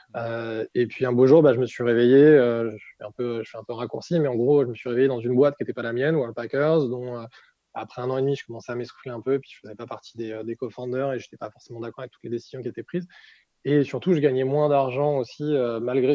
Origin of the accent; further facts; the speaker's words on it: France; moved away as an adult; also born or lived in Brazil; en tant que Français